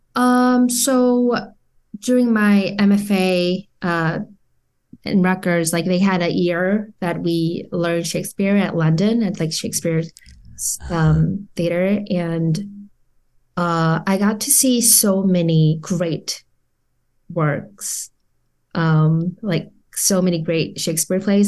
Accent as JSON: {"language": "English", "country": "South Korea", "tie": "born or raised there", "moved": "as an adult", "lives_now": "Orange County, United States", "said": "I was born and raised in Korea all my life until two thousand twelve"}